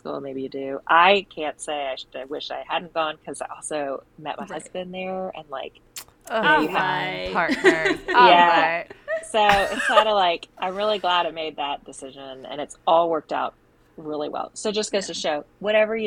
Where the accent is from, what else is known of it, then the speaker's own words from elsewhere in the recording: Hampton Roads, Virginia, United States; also born or lived in Maine; This is my hometown area.